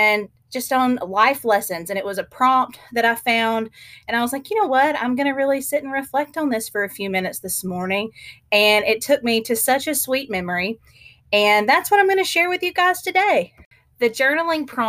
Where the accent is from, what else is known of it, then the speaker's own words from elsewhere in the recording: the South, United States; moved away as an adult; now in Kansas, United States; growing up in the South, throw some humidity in there, it's even hotter